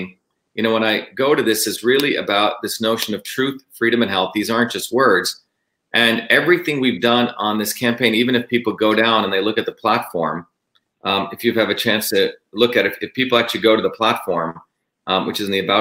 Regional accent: New Jersey, United States; moved away; I grew up in Jersey

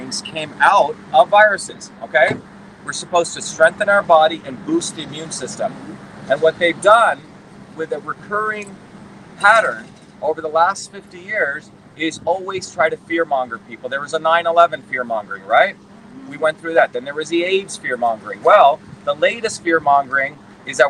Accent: New Jersey, United States; also born or lived in India; I came here when I was a 7-year-old kid, but I grew up in the working class towns of New Jersey

